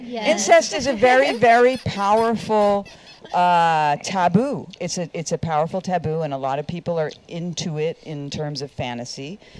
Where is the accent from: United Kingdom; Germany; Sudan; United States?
United Kingdom; England; Being English, I guess